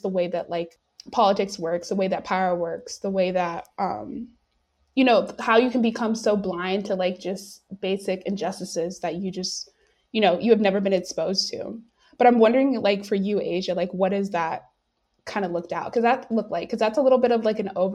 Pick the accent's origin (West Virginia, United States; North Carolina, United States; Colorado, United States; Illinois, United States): North Carolina, United States; moved away as an adult; now in St. Louis, United States; I'm from North Carolina